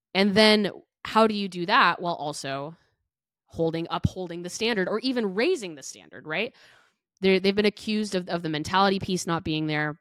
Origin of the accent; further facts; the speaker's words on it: Big Ten country, Midwest, United States; now in Chicago, United States; I grew up in Big Ten country